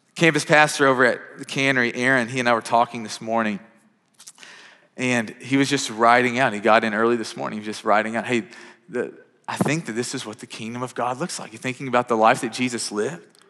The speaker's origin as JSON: {"language": "English", "region": "Kentucky", "country": "United States", "tie": "born or raised there", "moved": "yes", "lives_now": "Mount Juliet, United States", "said": "growing up, I'm from Kentucky."}